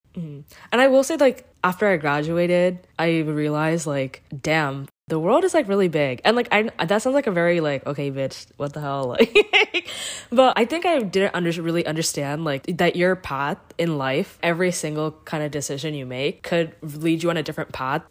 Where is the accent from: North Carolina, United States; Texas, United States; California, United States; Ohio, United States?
North Carolina, United States; Morrisville; also born or lived in Cary, North Carolina; I grew up in Morrisville